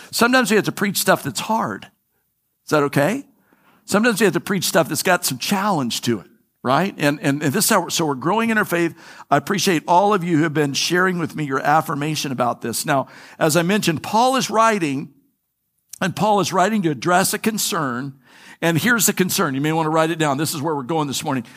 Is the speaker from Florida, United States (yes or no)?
yes; Florida, United States; I'm from Florida. I'm a native Flori, I'm a third generation native Floridian.